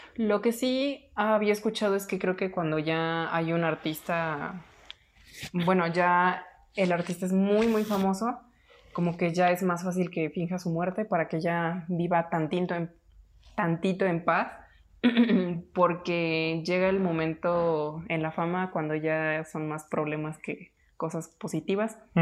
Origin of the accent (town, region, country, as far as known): Mexico